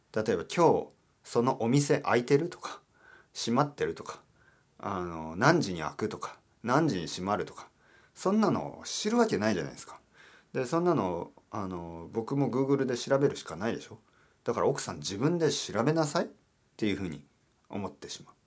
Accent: Spain; スペイン人としては

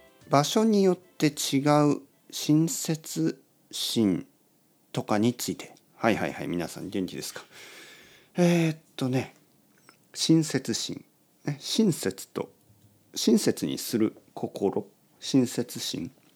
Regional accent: Kyushu, Oita, Japan; 僕はね、あのまあ、九州の大分ですねの、まあ、田舎出身で

